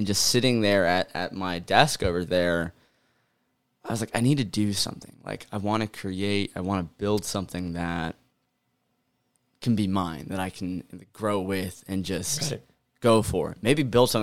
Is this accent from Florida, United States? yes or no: no; Ohio, United States; I grew up in America. I grew up in Ohio